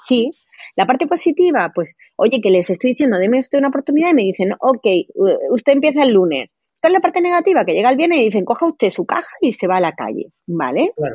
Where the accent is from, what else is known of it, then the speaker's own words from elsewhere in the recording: Granada, Andalusia, Spain; moved away as an adult; also born or lived in Madrid; he estudiado derecho aquí, llevo aquí toda la vida